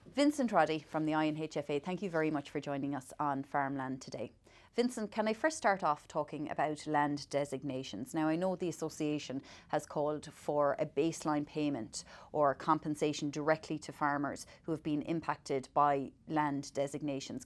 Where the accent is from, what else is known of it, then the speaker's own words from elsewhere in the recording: the West of Ireland, Ireland; I'm from the West